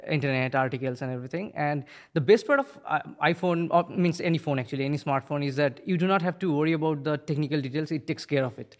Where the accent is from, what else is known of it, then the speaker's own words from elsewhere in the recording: India; now in New Milford, United States; I'm originally from India.